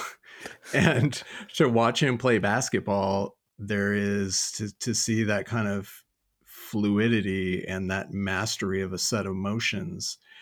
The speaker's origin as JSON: {"language": "English", "town": "Lodi", "region": "California", "country": "United States", "tie": "born or raised there", "said": "I grew up in Lodi, California."}